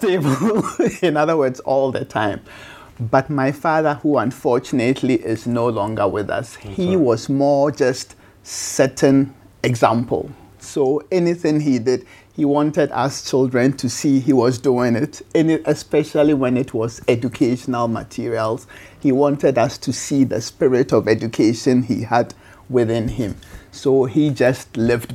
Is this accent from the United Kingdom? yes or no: no; Kumasi, Ashanti, Ghana; moved away; also born or lived in United States; In Ghana, in Kumasi, in 1961